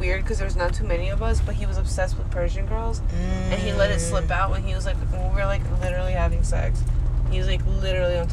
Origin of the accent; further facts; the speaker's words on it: Georgia, United States; I grew up in Georgia.